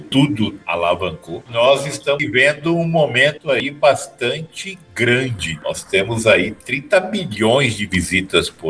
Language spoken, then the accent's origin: Portuguese; Campo Grande, Mato Grosso do Sul, Brazil; Eu sou de Campo Grande, no Mato Grosso do Sul. Estava vindo para São Paulo para participar de um projeto na internet e perdi o voo